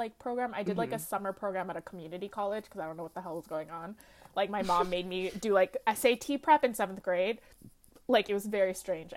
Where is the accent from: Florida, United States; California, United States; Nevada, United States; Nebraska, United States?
California, United States; Lakewood; I grew up in Lakewood, California